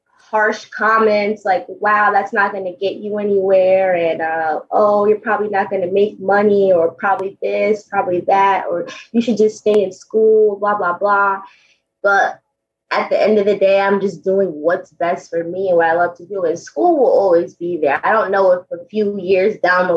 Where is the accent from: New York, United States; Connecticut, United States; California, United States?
New York, United States; Poughkeepsie; here in my hometown, Poughkeepsie, New York, at my high school track